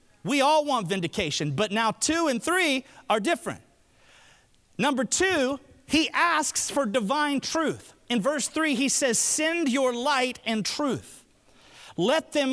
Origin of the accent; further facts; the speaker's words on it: Alabama, United States; I'm from Alabama